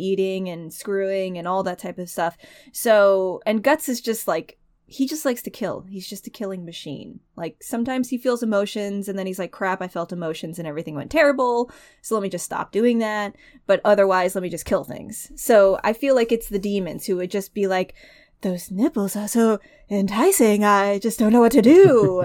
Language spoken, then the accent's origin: English; United States; as a human being and an American